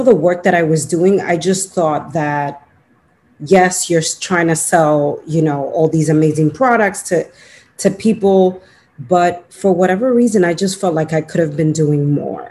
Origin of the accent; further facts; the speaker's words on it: New York City, New York, United States; also born or lived in Dominican Republic; I'm a Dominican born. I came to the United States when I was 1 year old. And, you know, I grew up in Washington Heights in New York City